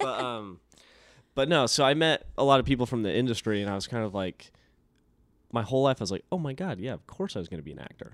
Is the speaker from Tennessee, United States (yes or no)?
no; Elko, Nevada, United States; I grew up in a little desert town called Elko, Nevada